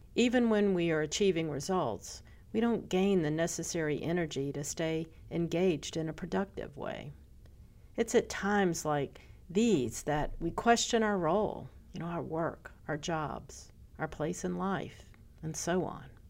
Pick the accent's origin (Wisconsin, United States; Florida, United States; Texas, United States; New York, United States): Florida, United States; Pensacola; my hometown.